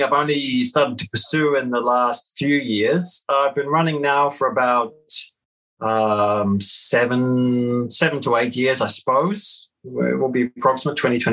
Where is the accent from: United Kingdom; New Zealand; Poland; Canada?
New Zealand; Christchurch, Canterbury; growing up in the South Island of New Zealand, in a city called Christchurch